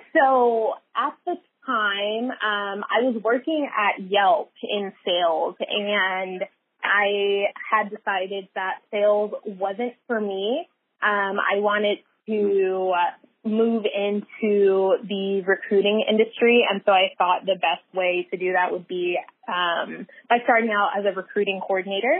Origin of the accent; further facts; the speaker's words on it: San Francisco Bay Area, California, United States; I am a San Francisco Bay Area native, born and raised in the Bay